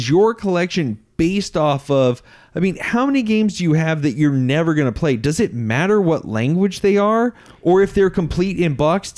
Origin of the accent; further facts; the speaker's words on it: United States; I didn't even know that those things existed growing up in America.